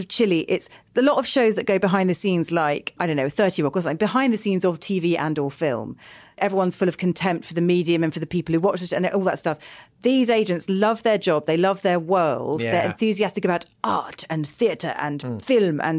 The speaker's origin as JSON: {"language": "English", "country": "United Kingdom", "said": "we're British"}